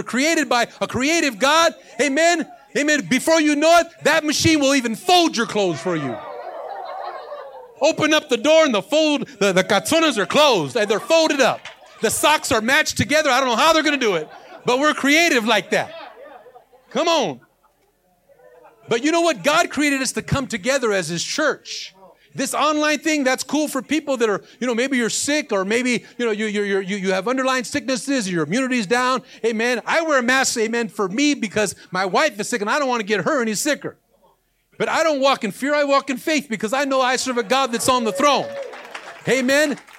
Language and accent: English; Los Angeles, California, United States; I was born in Watts